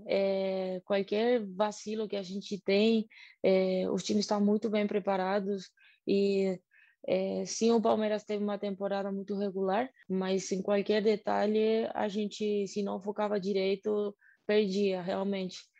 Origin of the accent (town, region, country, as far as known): Argentina; Portuguese is a second language; moved away as an adult; now in Brazil